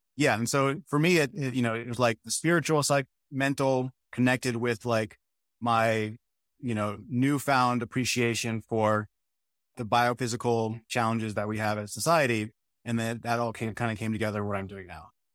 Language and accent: English; New Mexico, United States; also born or lived in Michigan; now in North Carolina, United States; I come from New Mexico for the most part, which was very dry.